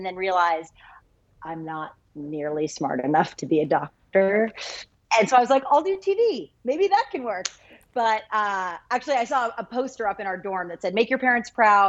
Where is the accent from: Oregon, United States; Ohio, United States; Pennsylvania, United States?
Oregon, United States; Lake Oswego; moved away as an adult; also born or lived in Washington, D.C. / New York / Boston; Originally from Lake Oswego, Oregon, which I can say because you guys down in Medford know, Oregon people know Oregon people. Mm-hmm. So born and raised there. My parents are still in the house. We grew up in and went to Jesuit High School